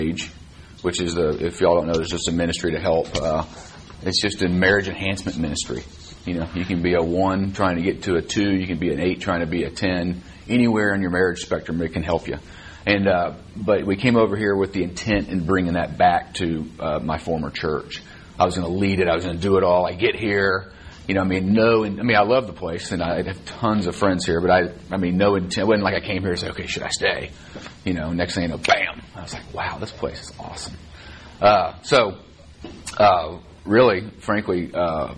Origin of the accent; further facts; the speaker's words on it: Dallas, Texas, United States; I grew up here in Dallas. I went to Highland Park High School